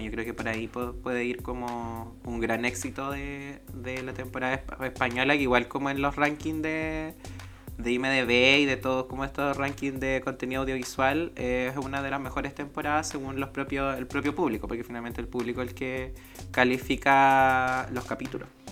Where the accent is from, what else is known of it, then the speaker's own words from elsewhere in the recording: Salamanca, Coquimbo, Chile; now in Valparaíso Region, Chile; mi paso hasta la quinta región desde Salamanca. Yo soy de allá de la Tierra de las Brujas.